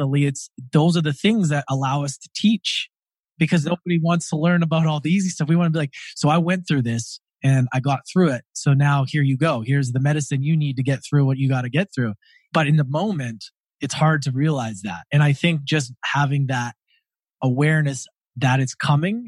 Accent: Edmonton, Alberta, Canada; moved away; also born or lived in Australia; I grew up in Edmonton, Alberta, Canada.

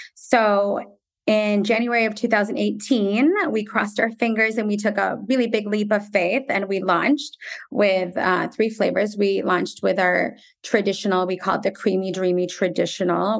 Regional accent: United States; also born or lived in Jerusalem; being Palestinian American and having parents who grew up in a war torn country

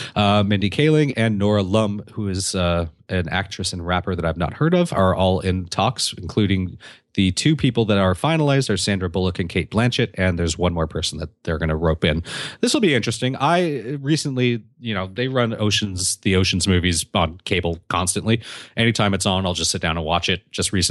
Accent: Canada; I was complimented on my excellent English by a girl from Ohio. I'm Canadian.

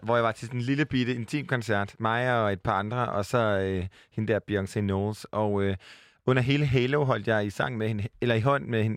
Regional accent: Jutland, Denmark; jeg var fra Jylland

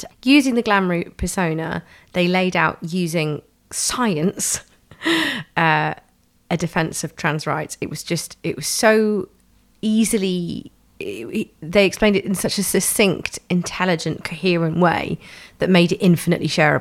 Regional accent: London, United Kingdom; I grew up in Tufnell Park in Camden

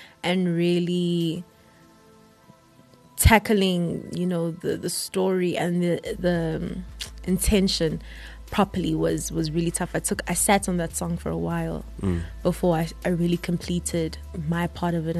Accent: Empangeni, KwaZulu-Natal, South Africa; moved away as an adult; now in Johannesburg, South Africa; I'm from Empangeni

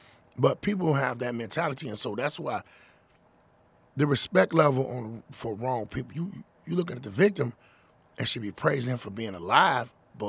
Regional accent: Inglewood, California, United States; I'm from Inglewood, but he's from out west

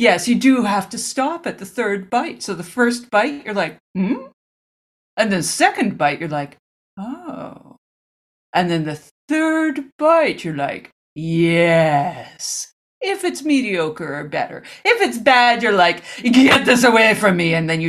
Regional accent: Omaha, Nebraska, United States; Yes, I go around my hometown of Omaha, and I find the best sandwich shops

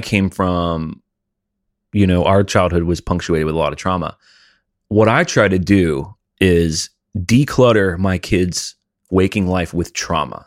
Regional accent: Alabama, United States; I grew up in Alabama

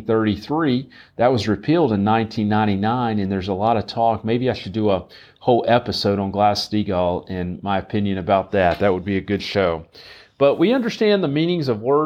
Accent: right outside of Charlotte, North Carolina, United States; I grew up right outside of Charlotte

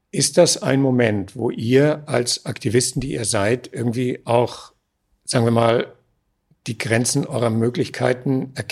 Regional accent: Kiel, Schleswig-Holstein, Germany; now in Austria; Ich selber bin aus Kiel. Wir sind Landsleute, aber ich bin lebe in Österreich

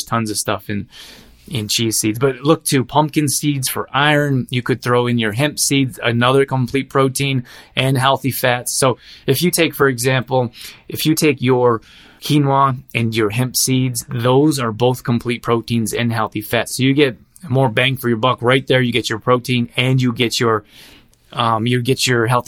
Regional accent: Alberta, Canada; I grew up in Alberta

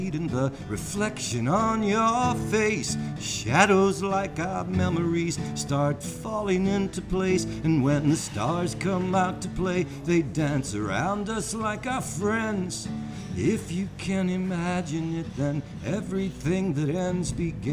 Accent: New Orleans, Louisiana, United States; Growing up in New Orleans, it's a port town

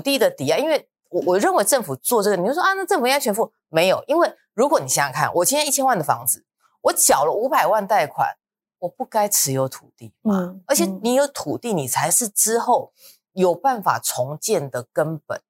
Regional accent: Luzhou, New Taipei, Taiwan; 我以前我老家在泸州那边

